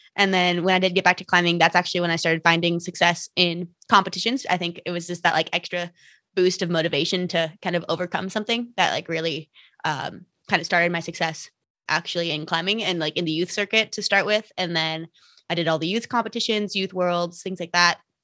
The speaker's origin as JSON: {"language": "English", "region": "Minnesota", "country": "United States", "moved": "yes", "lives_now": "Salt Lake City, United States", "said": "I currently live in Salt Lake City uh, Utah. I'm from Minnesota though, uh, and that's where I started climbing."}